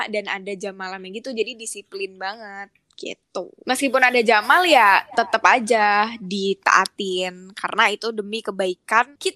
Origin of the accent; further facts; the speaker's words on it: Banyuwangi, East Java, Indonesia; jadi hitungannya tuh di di satu kamar tuh kan ada empat ya gue dari Banyuwangi temen gue dari Jakarta